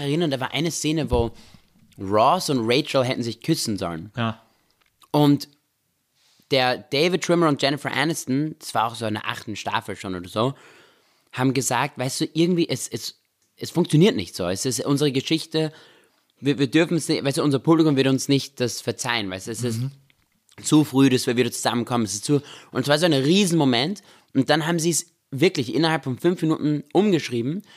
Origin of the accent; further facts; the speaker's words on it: Vienna, Austria; moved away as an adult; also born or lived in Israel; now in Los Angeles, United States; wir sind in Österreich aufgewachsen, in Wien.